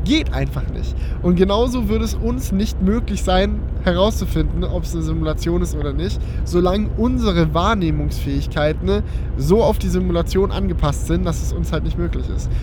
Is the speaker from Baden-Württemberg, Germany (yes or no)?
yes; Schönbuch area, Baden-Württemberg, Germany; meine gute alte Schönbuchbahn aus meiner Heimat